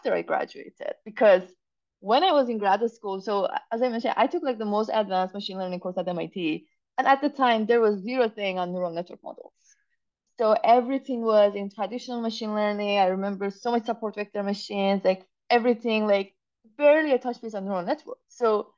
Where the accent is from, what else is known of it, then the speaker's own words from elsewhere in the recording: Iran; moved away as an adult; also born or lived in Zurich, Switzerland / Massachusetts, United States; now in United States; growing up in Iran at the time